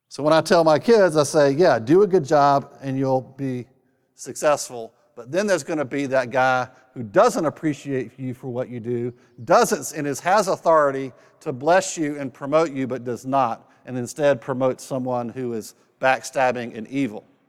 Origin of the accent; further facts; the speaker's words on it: North Carolina, United States; I was raised in North Carolina